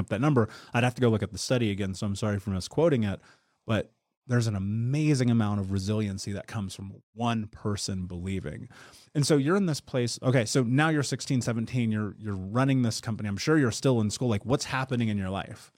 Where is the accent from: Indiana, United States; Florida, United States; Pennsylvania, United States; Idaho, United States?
Indiana, United States; Indianapolis; I would go to the Big Lots on the corner of thirtieth and Georgetown in Indianapolis